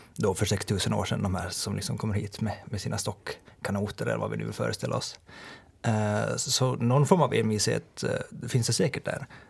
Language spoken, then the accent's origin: Swedish; Åland Islands; moved away as an adult; also born or lived in Turku, Finland; nu är jag tillbaka i Åland och då är jag liksom ålänning för att jag är ju härifrån